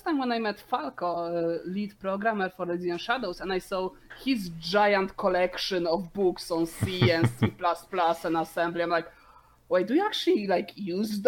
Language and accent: English; Poland; moved away; I grew up in Postkomis, Poland